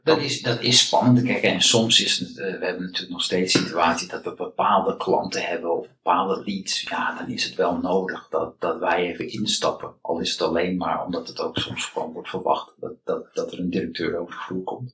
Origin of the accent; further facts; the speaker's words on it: Amsterdam, North Holland, Netherlands; ik ben eh, geboren en getogen in Amsterdam